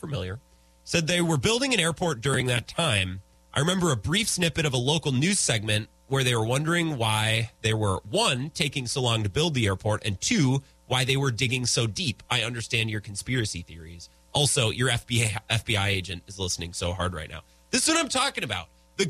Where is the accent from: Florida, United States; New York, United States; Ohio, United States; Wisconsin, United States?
Wisconsin, United States; Menomonie; this wedding is right outside my hometown of Menominee.